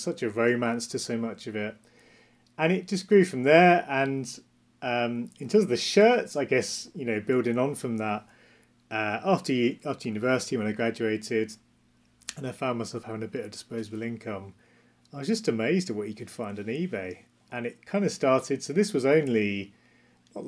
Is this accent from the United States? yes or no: no; Essex near Southend, East of England, United Kingdom; I grew up in Essex near Southend.